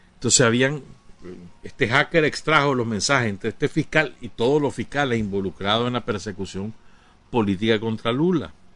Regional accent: Nicaragua; aquí en Nicaragua

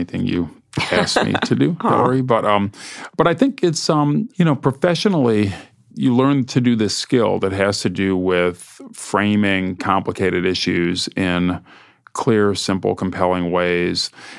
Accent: Ohio, United States; now in New York, United States; since I moved to New York from Ohio 37 years ago.

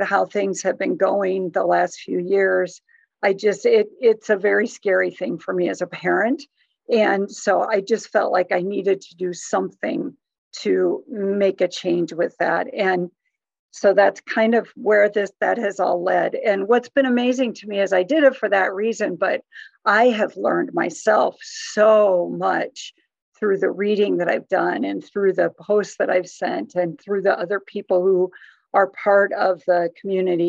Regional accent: Iowa, United States; also born or lived in New Jersey / Wisconsin; I was born and raised mostly in Iowa. I was actually born in New Jersey, but raised in Iowa and Wisconsin

